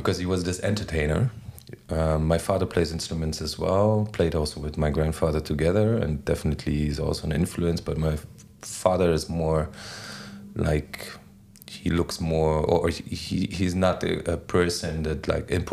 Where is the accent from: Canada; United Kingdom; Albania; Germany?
Germany; Berlin; English is a second language; moved away as an adult; also born or lived in Bahia, Brazil; now in Lisbon, Portugal; I was in Berlin already, and I grew up on the east side of Berlin, behind the wall